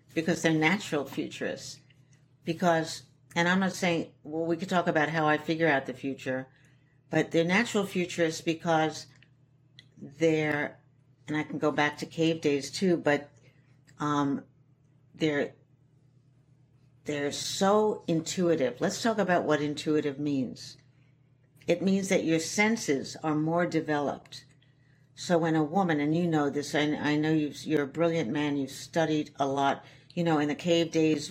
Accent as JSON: {"language": "English", "region": "New York", "country": "United States", "tie": "born or raised there", "also_born_or_lived": "Shanghai, China", "said": "I was raised in the East Village"}